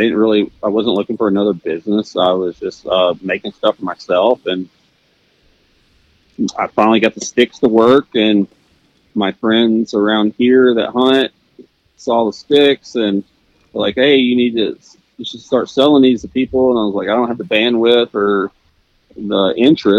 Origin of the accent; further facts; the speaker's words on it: Arkansas, United States; moved away; I grew up in Arkansas, and I grew up really poor, and you know, we just hunted public land.